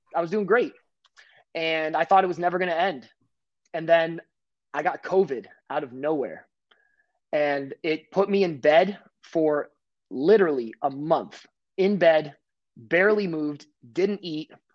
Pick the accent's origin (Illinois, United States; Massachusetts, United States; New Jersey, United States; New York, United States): New Jersey, United States; I'm from New Jersey